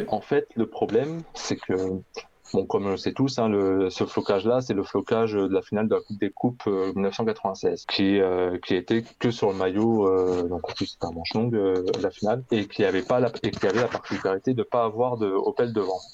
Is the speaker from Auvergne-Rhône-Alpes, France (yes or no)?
no; Paris, Île-de-France, France; j'habite à Paris depuis que je suis euh, bah, depuis que je suis né